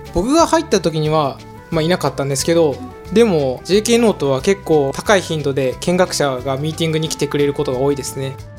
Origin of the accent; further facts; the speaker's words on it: Okayama, Japan; 僕の地元なんかは特に多いイメージがあるんですけど